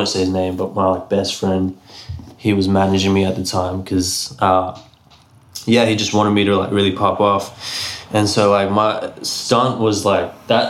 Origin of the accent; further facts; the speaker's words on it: Brisbane, Queensland, Australia; also born or lived in Mount Isa, Queensland; I was born in Mount Isa. But I moved to Brisbane when I was like 6 or 7 years old.